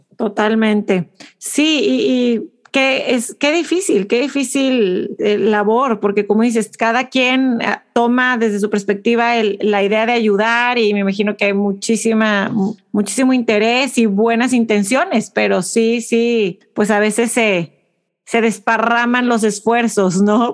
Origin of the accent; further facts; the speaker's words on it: Mexico; como mexicanas